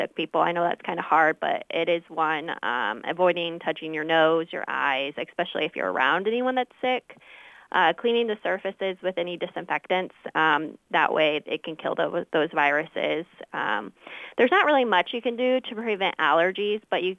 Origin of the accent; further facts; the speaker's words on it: Monmouth, Illinois, United States; I grew up here in Monmouth region where I attended the Monmouth schools